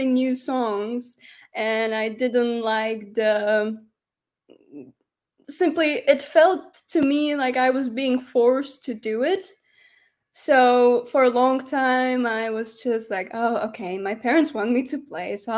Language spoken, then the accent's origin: English; Medzilaborce, Prešov Region, Slovakia; moved away as an adult; also born or lived in Humenné, Slovakia; now in Switzerland; we moved to even a tinier town. It's called Medzilaborce, and I grew up there.